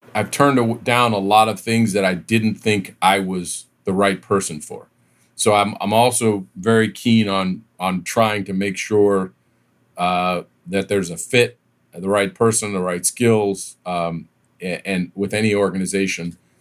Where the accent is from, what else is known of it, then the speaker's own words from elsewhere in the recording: East Coast, United States; moved away as an adult; also born or lived in Southern California; I was from the East Coast. I'd grown up in the East Coast